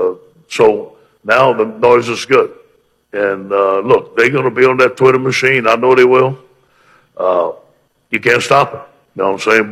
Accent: Cajun, Louisiana, United States; You know, being Cajun, I'm very proud of being Cajun. My grandparents didn't speak English, and my mother and father spoke Cajun French at the table

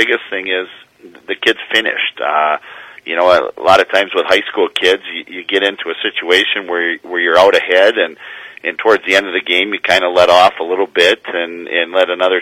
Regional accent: Escanaba, Michigan, United States; now in Marquette, United States; I'm from Escanaba

